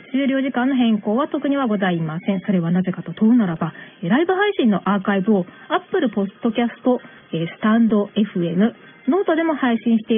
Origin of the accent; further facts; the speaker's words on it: Tokyo, Japan; 東京育ち引っ東京生まれヒップホップ育ちではないんですけれども、大阪、関西圏ではないので